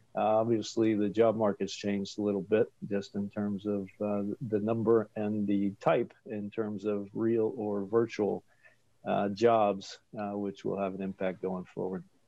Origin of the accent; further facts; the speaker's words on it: Wilmington, Delaware, United States; moved away as an adult; also born or lived in Washington, D.C. / Texas; now in Chapel Hill, United States; I'm originally from Wilmington, Delaware